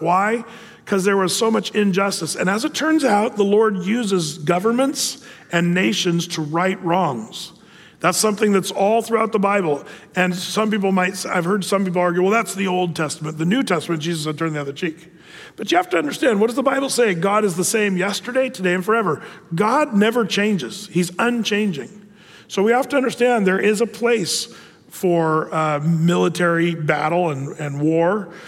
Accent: United States; as an American citizen

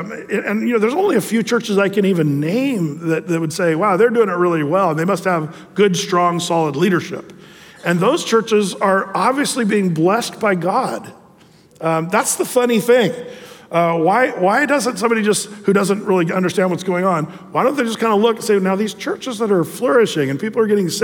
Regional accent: Southern Oregon, United States; now in Tualatin, United States; I was from Southern Oregon

